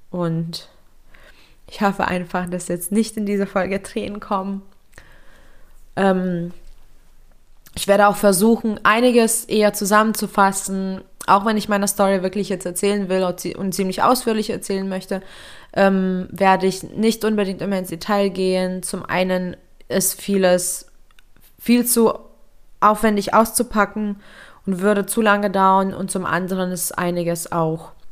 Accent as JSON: {"language": "German", "country": "Lithuania", "tie": "born or raised there", "said": "ich bin ähm, in Litauen geboren und aufgewachsen in äh, einer recht strengen und konservativen Familie."}